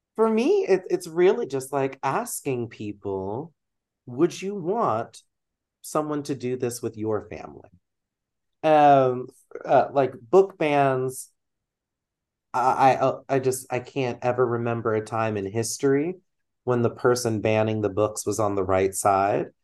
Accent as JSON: {"language": "English", "region": "Texas", "country": "United States", "tie": "born or raised there", "moved": "as an adult", "lives_now": "Midwest, United States", "said": "growing up in Texas"}